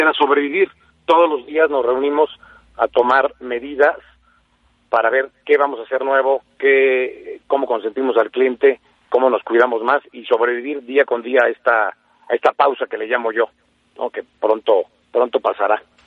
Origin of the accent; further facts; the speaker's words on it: Mexico; como buenos mexicanos